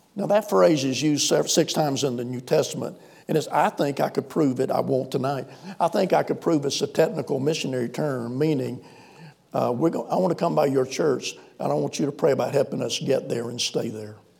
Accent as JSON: {"language": "English", "region": "South Carolina", "country": "United States", "tie": "born or raised there", "also_born_or_lived": "Sahara", "accent": "Southern", "moved": "as an adult", "said": "we grew up out here in South Carolina, so I cultivate this Southern accent"}